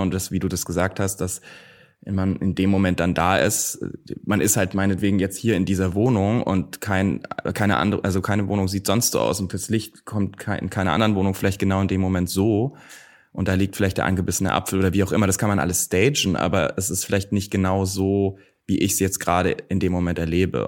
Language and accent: German; near Nuremberg, Franconia, Bavaria, Germany; now in Berlin, Germany; Ich komme aus der Nähe von Nürnberg, aus Rot.